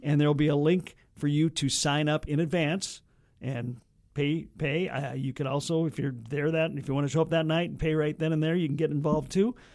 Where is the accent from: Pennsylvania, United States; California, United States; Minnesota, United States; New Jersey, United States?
Minnesota, United States; Red Lake Falls; my hometown, Red Lake